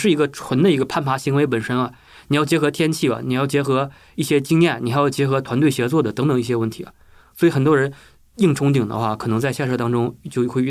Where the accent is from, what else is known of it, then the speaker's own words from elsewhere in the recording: China; 我们中国人很喜欢挑战，但是我们中国的一些无论是登山者还是其他的一些，包括他在学术方面遇到的一些人，缺乏的是一种冒险精神啊。